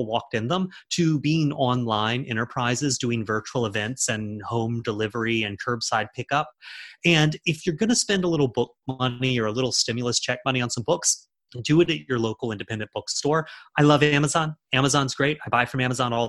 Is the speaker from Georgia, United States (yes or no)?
no; Charleston, South Carolina, United States; now in New York, United States; my hometown of Charleston